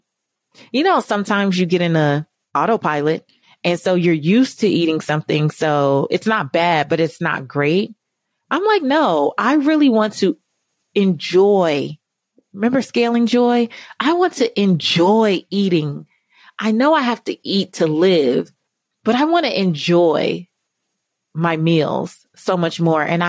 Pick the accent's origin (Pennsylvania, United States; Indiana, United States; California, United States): California, United States; I'm from California